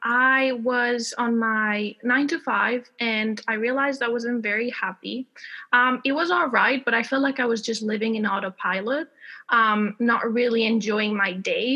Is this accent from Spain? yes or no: yes; Spain; accent: American; English is a second language; also born or lived in Texas; now in United Kingdom; I am based in the UK, even though I'm originally from Spain. You might hear a bit of an American accent because I learned English in Texas.